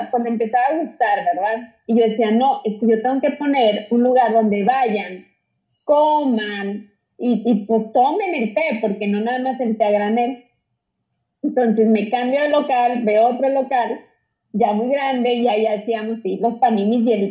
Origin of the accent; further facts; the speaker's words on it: Saltillo, Coahuila, Mexico; soy de Saltillo. Ah, ok. Saltillo, Coahuila